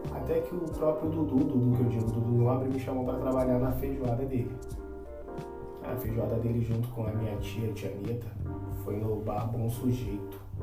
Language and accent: Portuguese; São Gonçalo, Rio de Janeiro, Brazil; also born or lived in Niterói; eu nasci em Niterói, mas sou criado em São Gonçalo.